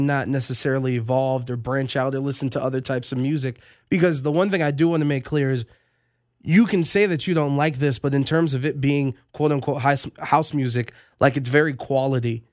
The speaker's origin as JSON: {"language": "English", "town": "Las Vegas", "region": "Nevada", "country": "United States", "said": "I'm just from Vegas"}